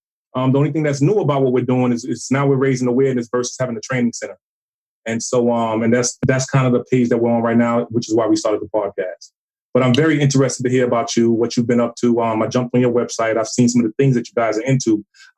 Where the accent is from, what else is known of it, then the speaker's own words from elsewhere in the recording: Tampa, Florida, United States; now in Georgia, United States; You know, we're new to this part of Georgia, so we're not really used to tornadoes. You know, we're from Tampa.